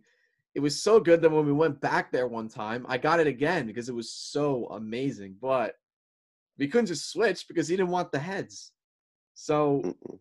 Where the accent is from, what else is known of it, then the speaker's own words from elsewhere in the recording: New Jersey, United States; New Jersey, my home state